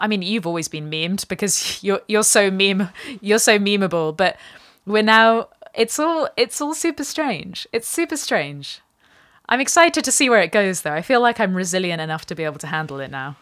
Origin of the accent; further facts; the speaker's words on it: England, United Kingdom; me also being English